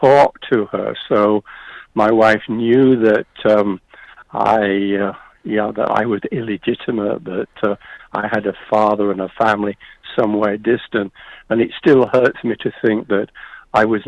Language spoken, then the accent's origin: English; United Kingdom; also born or lived in Yorkshire; I'm British, age 21